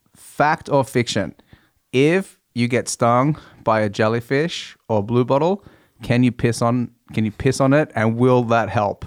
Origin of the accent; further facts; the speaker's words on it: Australia; now in Norway; being Australian in Norway